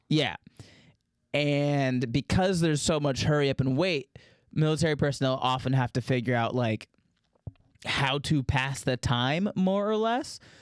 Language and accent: English; Daytona Beach, Florida, United States; growing up in Daytona Beach, Florida